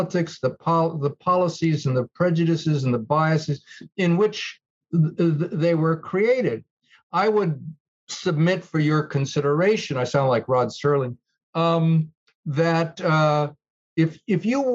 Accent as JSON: {"language": "English", "region": "New York", "country": "United States", "tie": "born or raised there", "said": "I grew up in post-war New York"}